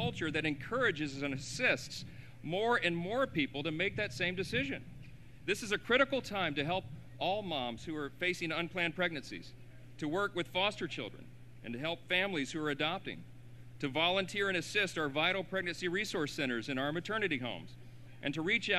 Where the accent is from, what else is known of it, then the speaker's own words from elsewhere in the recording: Louisiana, United States; That's my home state